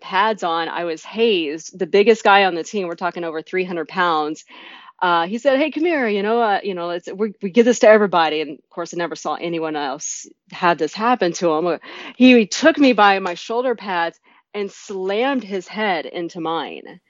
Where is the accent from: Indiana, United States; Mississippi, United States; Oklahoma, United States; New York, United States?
Oklahoma, United States; Norman; I was from Norman, Oklahoma, an area that is steeped in tradition